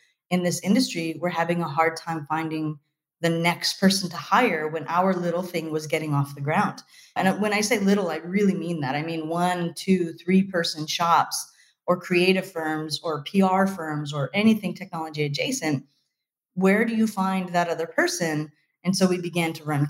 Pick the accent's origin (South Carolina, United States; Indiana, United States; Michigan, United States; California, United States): California, United States; Fresno; I was freelancing for a bunch of companies inside of a very small incubator in my hometown